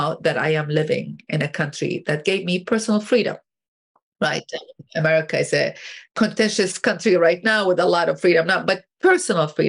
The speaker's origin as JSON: {"language": "English", "town": "Baghdad", "region": "Baghdad Governorate", "country": "Iraq", "tie": "born or raised there", "moved": "as an adult", "lives_now": "United States", "said": "I grew up in Baghdad, Iraq"}